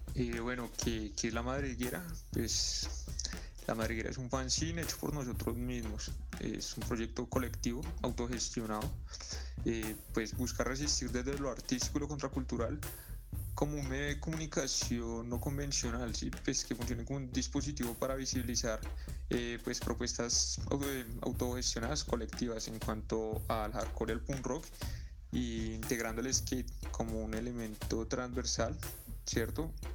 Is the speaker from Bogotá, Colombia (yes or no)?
yes; Bogotá, Colombia; Salimos de las cloacas de la República Independiente de Suba, de los parches para patinar allá en Fontanar